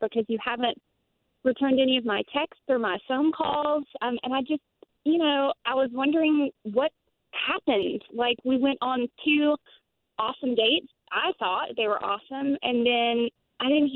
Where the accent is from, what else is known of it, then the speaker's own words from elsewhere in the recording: Orlando, Florida, United States; I'm from Orlando